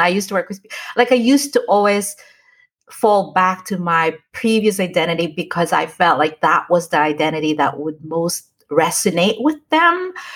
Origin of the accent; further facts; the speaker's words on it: United States; moved away as an adult; now in Philippines; I live, grew up in the States